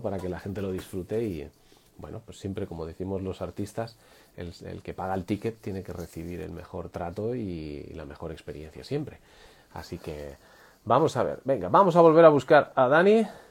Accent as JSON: {"language": "Spanish", "town": "Madrid", "region": "Community of Madrid", "country": "Spain", "moved": "as an adult", "lives_now": "Catalonia, Spain", "said": "Yo soy de Madrid, ya sabéis, yo soy de Madrid, pero yo estoy viviendo en, Cataluña desde hace ya cuatro años"}